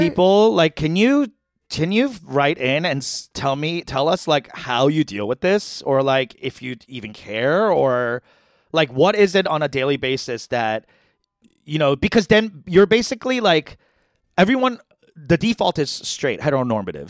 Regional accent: New York, United States; I'm from New York

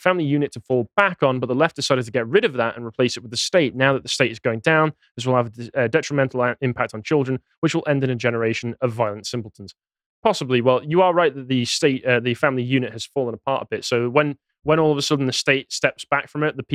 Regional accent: Crewe, North West England, United Kingdom; moved away; my hometown, Crewe

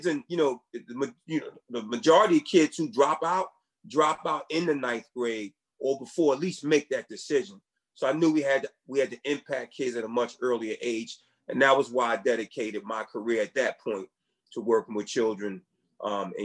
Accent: Philadelphia, Pennsylvania, United States; I grew up in Philly, in the Philly housing projects in North Philly

